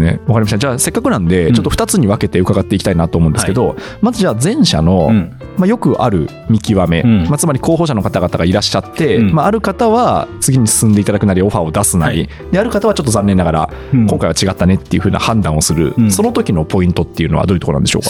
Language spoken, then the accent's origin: Japanese; Aichi, Japan; 私あの愛知県出身